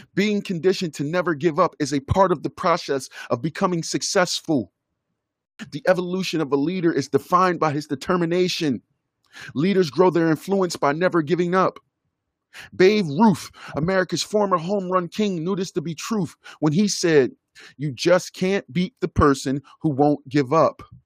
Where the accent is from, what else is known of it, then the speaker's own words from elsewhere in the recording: Philadelphia, Pennsylvania, United States; I am an American kid who was born and raised in Philadelphia, Pennsylvania.